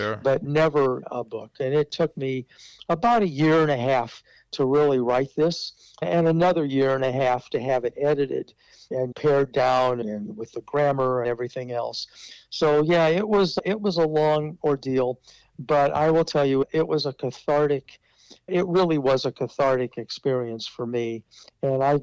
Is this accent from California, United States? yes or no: no; Omaha, Nebraska, United States; as a Jewish person growing up in Omaha